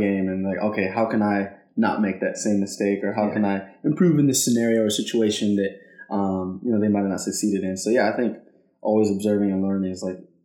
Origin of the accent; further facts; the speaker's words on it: Salem, Oregon, United States; moved away as an adult; now in Oakland, United States; I grew up in Salem, Oregon